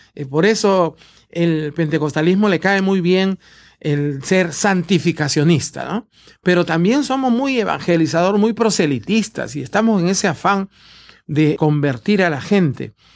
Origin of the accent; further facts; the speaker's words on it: Peru; en Perú, de donde yo vengo